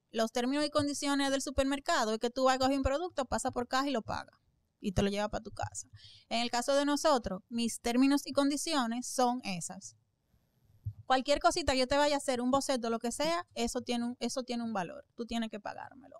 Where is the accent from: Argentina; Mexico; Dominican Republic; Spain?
Dominican Republic; Santo Domingo; allá en Santo Domingo, en mi país